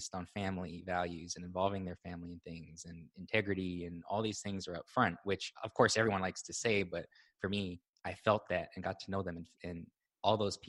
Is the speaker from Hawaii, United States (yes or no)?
yes; Hawaii, United States; moved away as an adult; also born or lived in Austin, Texas; I was born and raised in Hawaii